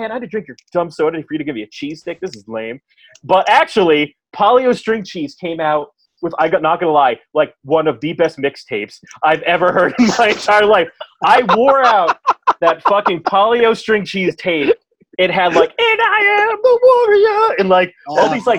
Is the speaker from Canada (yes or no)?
no; Dutchess County, New York, United States; We're from Dutchess County, New York, and we have a fair every year called the Dutchess County Fair, and my family went like everybody does that year